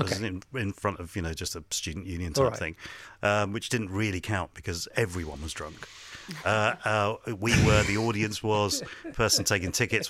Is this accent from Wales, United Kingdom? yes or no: no; Hounslow, London, United Kingdom; also born or lived in Ealing; Then brought up in Hounslow.